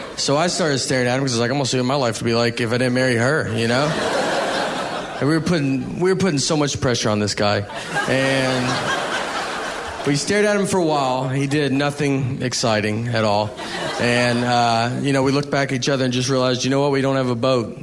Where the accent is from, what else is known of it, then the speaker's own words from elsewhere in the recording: Nashville, Tennessee, United States; I'm from Nashville